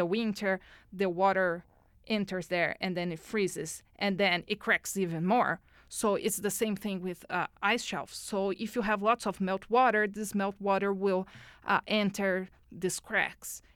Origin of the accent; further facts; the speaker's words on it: Brazil; moved away as an adult; now in Edmonton, Canada; I was born in Brazil. Mm-hmm. I lived there until a couple of uh, years uh, ago when I moved to Edmonton.